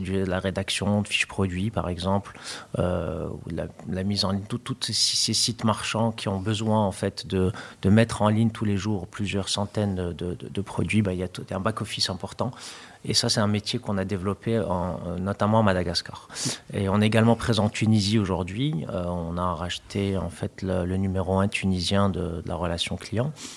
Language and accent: French; Morocco; moved away; also born or lived in France; mon pays d'origine, puisque j'avais déjà hum, en tête cette idée de pouvoir revenir au Maroc